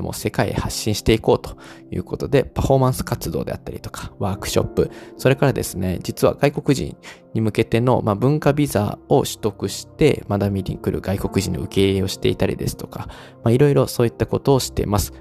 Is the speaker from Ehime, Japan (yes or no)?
no; Osaka, Japan; 大阪出身なんですけれども